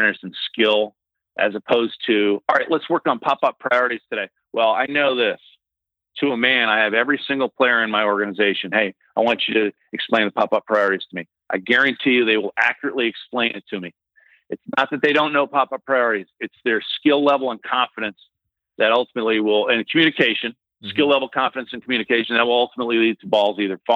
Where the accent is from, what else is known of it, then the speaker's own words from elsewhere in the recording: Northeast, United States; I grew up in the Northeast